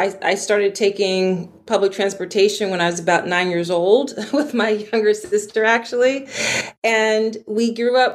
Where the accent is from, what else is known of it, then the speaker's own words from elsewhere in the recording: Philadelphia, Pennsylvania, United States; I grew up in Philly, Philadelphia, on the East Coast of the United States.